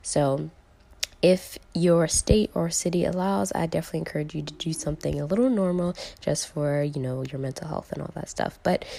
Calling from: Florida, United States; It's …. I'm checking in from Florida.

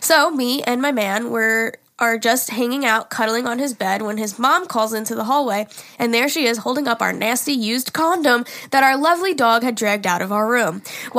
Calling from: Connecticut, United States; I'm from Connecticut. I'm 21, and my fiancé is 23.

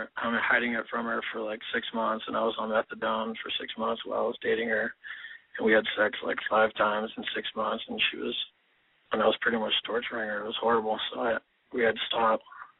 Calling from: San Diego, California, United States; San Diego.

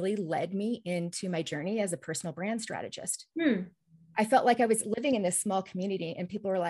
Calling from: McCall, Idaho, United States; I live in the beautiful mountain resort community of McCall, Idaho.

